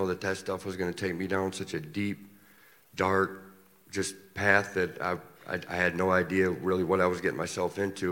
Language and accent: English; Ionia, Michigan, United States; I'm from Ione, Michigan